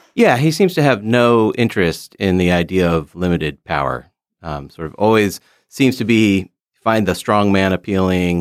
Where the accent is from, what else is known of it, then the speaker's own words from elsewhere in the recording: United States; as an American